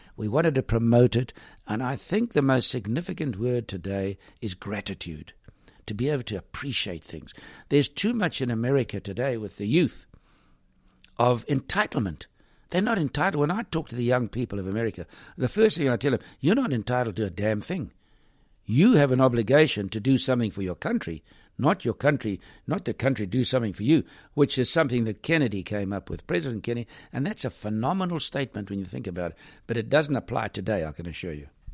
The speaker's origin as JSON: {"language": "English", "country": "South Africa", "said": "I was from South Africa"}